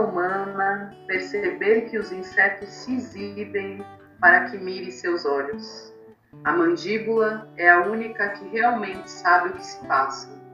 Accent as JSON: {"language": "Portuguese", "region": "São Paulo", "country": "Brazil", "tie": "born or raised there", "also_born_or_lived": "Taboão da Serra", "said": "Campo Limpo, Zona Sul, é, Tabuão onde eu cresci, nasci, né? Eu fui morar no Taboão pequena, depois estou no Campo Limpo"}